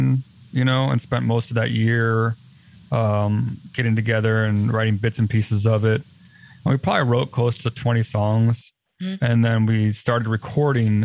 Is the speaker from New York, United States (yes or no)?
no; Chicago, Illinois, United States; my hometown in Chicago